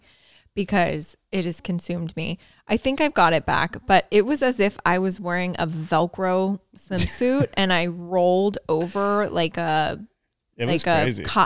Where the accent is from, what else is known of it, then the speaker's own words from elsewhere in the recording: Chesterton, Indiana, United States; moved away; Growing up in Chesterton, Indiana, we lived right on Lake Michigan